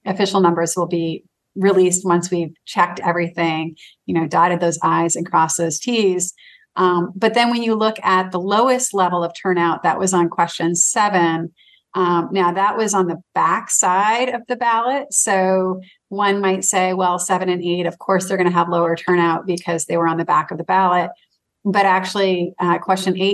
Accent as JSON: {"language": "English", "town": "Manchester", "region": "Maine", "country": "United States", "tie": "born or raised there", "said": "my hometown of Manchester"}